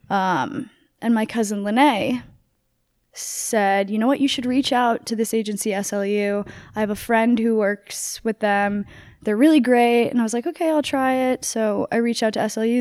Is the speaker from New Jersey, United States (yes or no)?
yes; New Jersey, United States; now in California, United States; I grew up in New Jersey